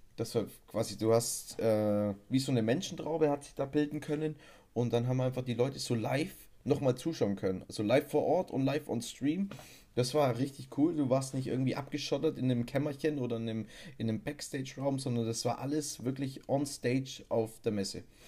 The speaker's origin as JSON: {"language": "German", "region": "Bavaria", "country": "Germany", "said": "bei uns in Bayern"}